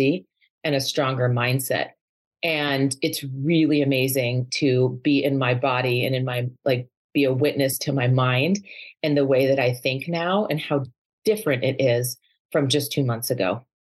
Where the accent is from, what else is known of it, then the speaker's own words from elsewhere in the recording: New York, United States; moved away as an adult; also born or lived in Boston / California / Seattle; now in Arizona, United States; Growing up in New York